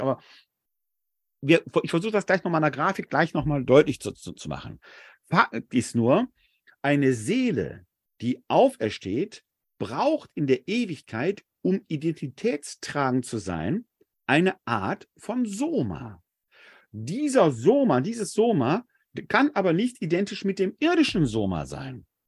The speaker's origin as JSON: {"language": "German", "town": "Essen", "region": "North Rhine-Westphalia", "country": "Germany", "tie": "born or raised there", "said": "Ich bin in der Sichtweite der Kruppschen Hochöfen groß geworden in Essen-Altendorf"}